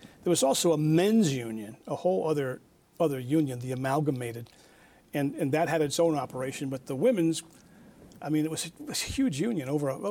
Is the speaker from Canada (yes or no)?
no; Back Mountain, Pennsylvania, United States; also born or lived in Swoyersville, Pennsylvania; But I'm from the Back Mountain. I was born in Swearville in the valley, but I was raised in the Back Mountain, just five miles out or 3 miles out.